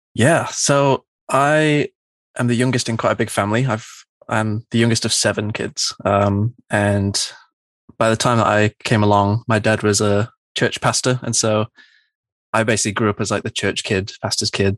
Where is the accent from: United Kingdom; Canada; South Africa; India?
United Kingdom; Manchester, North West England; growing up in Manchester, it's a really big music city